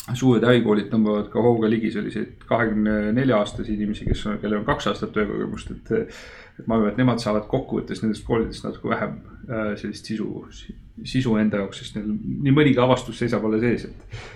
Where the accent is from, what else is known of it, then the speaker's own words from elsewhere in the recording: Estonia; ma olen eestlane